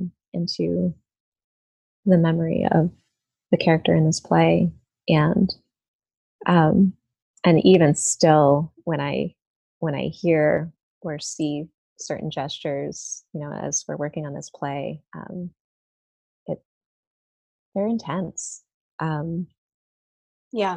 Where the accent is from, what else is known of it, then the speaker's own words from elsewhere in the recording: East Coast, United States; moved away; I grew up on the East Coast with my mother and my stepfather